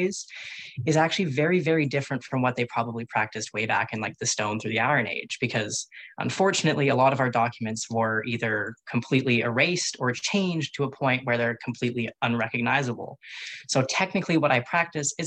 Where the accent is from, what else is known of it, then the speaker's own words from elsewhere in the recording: Canada; I am a first generation Canadian, so I'm technically Canadian before all